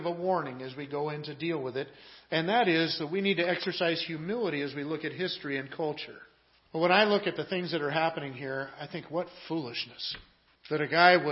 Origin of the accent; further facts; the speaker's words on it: Washington, United States; I grew up in Washington State